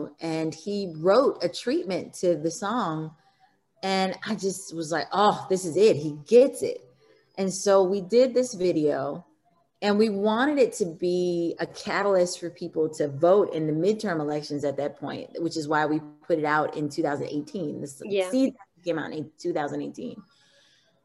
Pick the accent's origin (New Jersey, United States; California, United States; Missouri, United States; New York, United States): Missouri, United States; I'm from Missouri, I grew up in Missouri